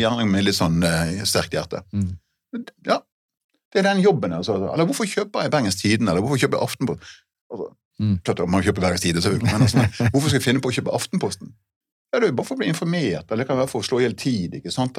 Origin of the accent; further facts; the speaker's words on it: Hardanger, Vestland, Norway; i Hardanger, der jeg kommer fra.